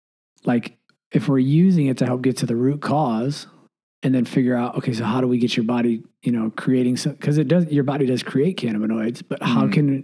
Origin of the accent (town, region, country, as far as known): Michigan, United States; born or raised there